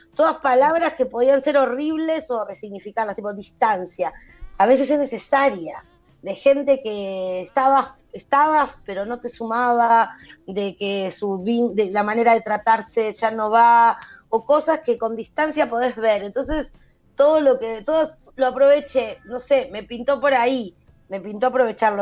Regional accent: Buenos Aires, Argentina; also born or lived in an unnamed Argentine province (birthplace); es mi historia, pero es la historia de mucha gente de este país que nació en alguna provincia y no se sabe cómo, está eh, con una familia de capital

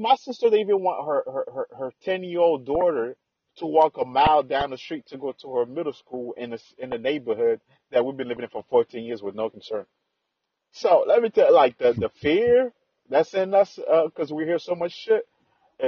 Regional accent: Haiti; also born or lived in Cap-Haïtien, Haiti; now in United States; when I grew up in Haiti

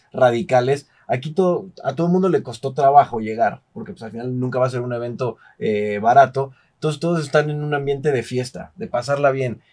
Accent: Mexico; yo soy de México

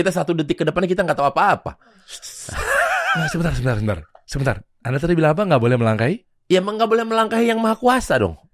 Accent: Bandung, West Java, Indonesia; born there; Ya gue lahir di Bandung.

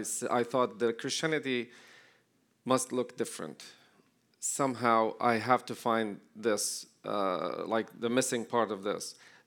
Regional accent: Jericho, West Bank, Palestine; I was born and raised in Jericho. Jericho is the oldest city and the lowest point on earth.

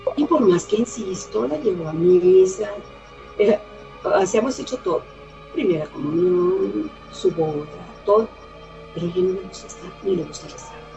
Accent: Aguascalientes, Mexico; Soy de Aguascalientes, México

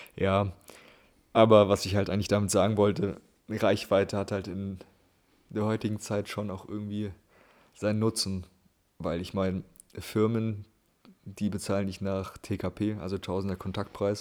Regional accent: Germany; als Europäer oder Deutscher

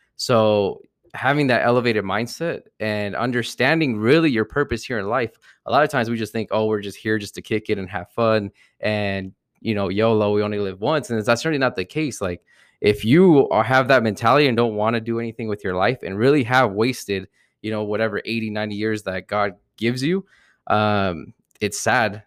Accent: New Jersey, United States; I grew up uh, from New Jersey, I'm from New Jersey, so growing up, we always had, like, the whole L A New Jersey rivalry

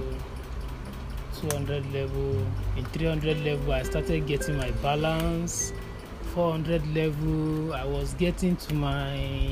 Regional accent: Ondo, Nigeria; I'm a native of Ondo State. I'm from Ondo West local government of Ondo State, Ondo Town itself.

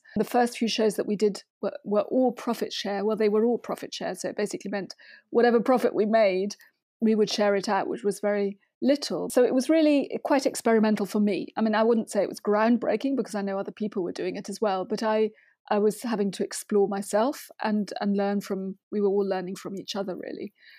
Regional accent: Germany; English is a second language; And then as a teenager, there was a scheme in my town in Germany, because I grew up in Germany mainly, where you could go to you could buy a sort of abonnement and you could go to the theatre.

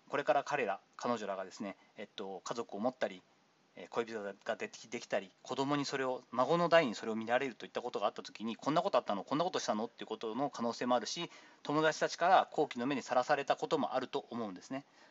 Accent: Kochi, Japan; 私の地元高知

